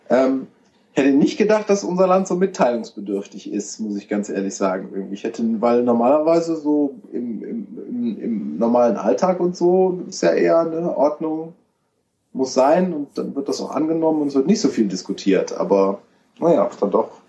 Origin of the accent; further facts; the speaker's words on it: Rhineland, Germany; Ich bin ja auch gebürtiger Rheinländer, insofern.